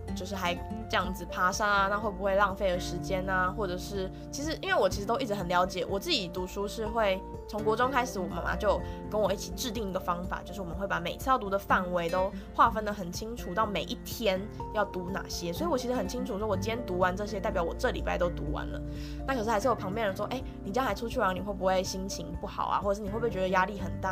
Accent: Yilan County, Taiwan; 我们老家也在宜兰

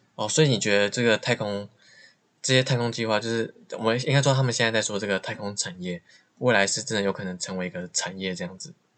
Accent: Taiwan; 我身在台湾

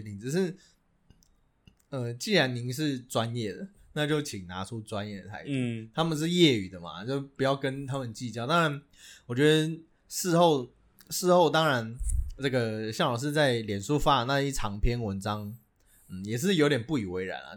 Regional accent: Taiwan; 在我们台湾人眼里看来

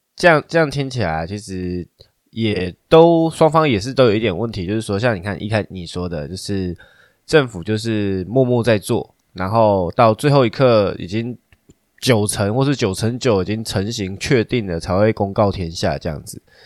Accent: Taiwan; 我们台湾人很多人都奇怪的想法

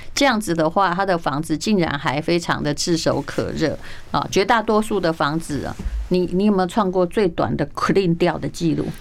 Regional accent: Taiwan; 我台湾人

